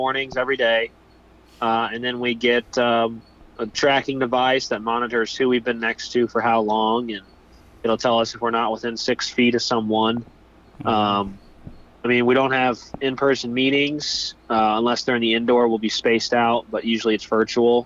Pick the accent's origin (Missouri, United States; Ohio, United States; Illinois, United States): Missouri, United States; St. Louis; I'm from St. Louis area